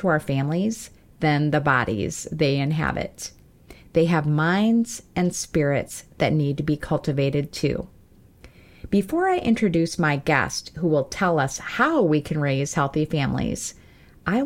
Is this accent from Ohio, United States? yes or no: no; South Dakota, United States; living in the Black Hills of South Dakota, my home state